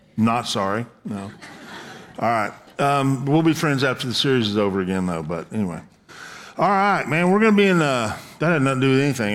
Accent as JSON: {"language": "English", "region": "the South", "country": "United States", "tie": "born or raised there", "said": "I was born in the South"}